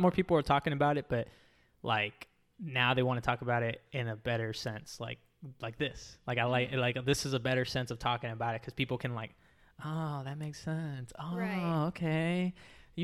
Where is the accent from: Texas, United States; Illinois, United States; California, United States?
Texas, United States; now in Florida, United States; I grew up in Texas.